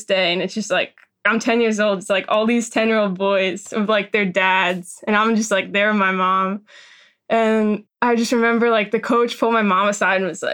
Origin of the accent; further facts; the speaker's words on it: outside Philadelphia, Pennsylvania, United States; I grew up outside of Philly, like Ballykinwood